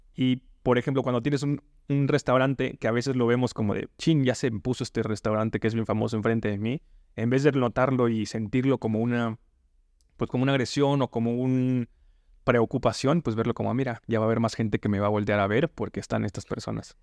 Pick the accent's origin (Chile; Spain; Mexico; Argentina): Mexico; Yucatán Peninsula; Yo soy de la península, no soy de Yucatán, pero soy cerquita por allí